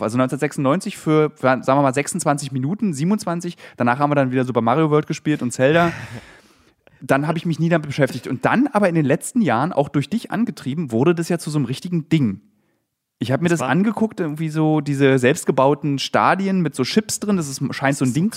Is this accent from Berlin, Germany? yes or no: yes; Berlin, Germany; ich bin ja Berliner